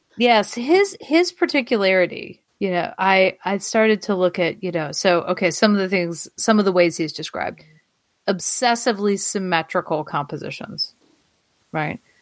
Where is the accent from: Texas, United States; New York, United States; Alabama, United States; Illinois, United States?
Alabama, United States; accent: Alabama; now in Alexandria, United States; my Alabama accent